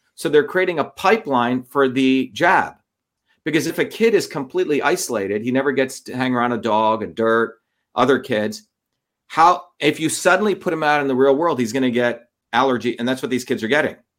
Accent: India; now in United States; growing up in India in the caste system

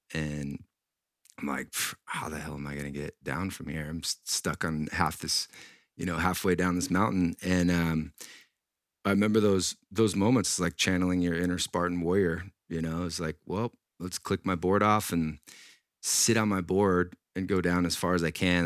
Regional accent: Washington, United States; I grew up in Washington State

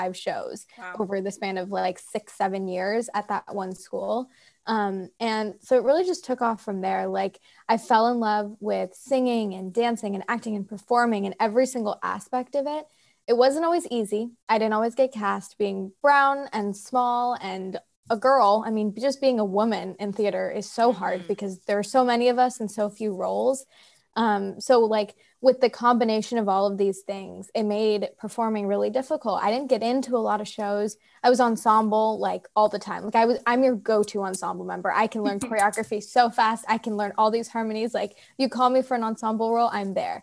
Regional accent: Seattle, Washington, United States; I grew up in Seattle

